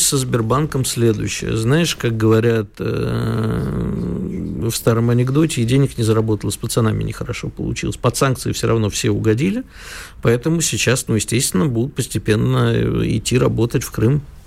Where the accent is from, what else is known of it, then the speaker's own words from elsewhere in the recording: Kyiv, Ukraine; moved away; у меня детство прошло в Киеве, я знаю хорошо украинский язык